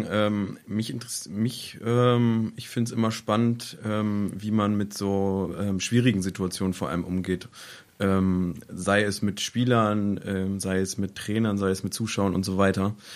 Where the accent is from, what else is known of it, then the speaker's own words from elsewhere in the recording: Laumberg, Lower Saxony, Germany; Der schönste Platz in der Region? Mein Heimatort Laumberg.